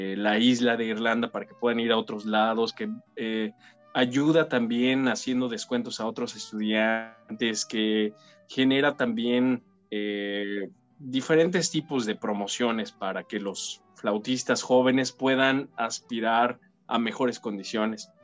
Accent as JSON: {"language": "Spanish", "region": "State of Mexico", "country": "Mexico", "tie": "born or raised there", "moved": "as an adult", "lives_now": "Ireland", "said": "la Orquesta Sinfónica del Estado de México que es la demarcación provincial de donde yo soy originario"}